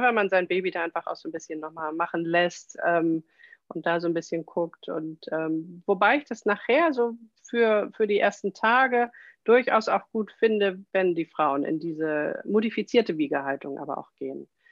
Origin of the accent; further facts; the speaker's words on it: Kiel, Schleswig-Holstein, Germany; Ich komme aus Kiel